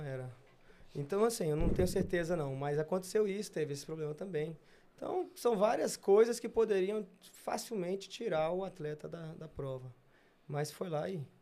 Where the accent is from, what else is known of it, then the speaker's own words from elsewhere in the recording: Brasília, Federal District, Brazil; moved away as an adult; also born or lived in Rio de Janeiro; de Brasília foi eu e Hugo durante muito tempo, é, quatro Olimpíadas, saindo do mesma escola